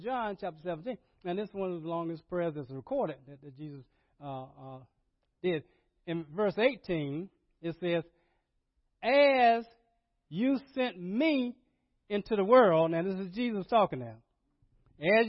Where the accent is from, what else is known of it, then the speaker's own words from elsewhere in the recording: Rocky Mount, North Carolina, United States; I grew up in Rocky Mountain, North Carolina, Ebenezer Baptist Church, where my mother took me